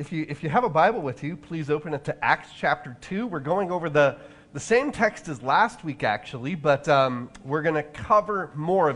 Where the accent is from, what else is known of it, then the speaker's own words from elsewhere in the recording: Orange County, California, United States; my hometown in Orange County, California